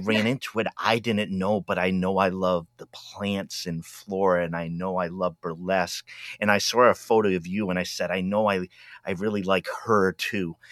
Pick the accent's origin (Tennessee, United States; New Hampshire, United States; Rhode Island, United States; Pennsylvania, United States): Rhode Island, United States; also born or lived in New England; I was from Rhode Island